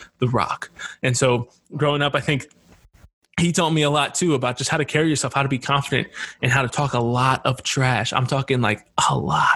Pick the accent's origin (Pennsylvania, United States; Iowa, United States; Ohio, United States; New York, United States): Pennsylvania, United States; Harrisburg; I was born and raised in Harrisburg, Pennsylvania.